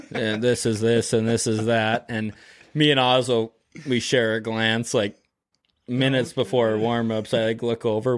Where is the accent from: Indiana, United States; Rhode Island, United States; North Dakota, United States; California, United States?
North Dakota, United States; Grand Forks; growing up in Grand Forks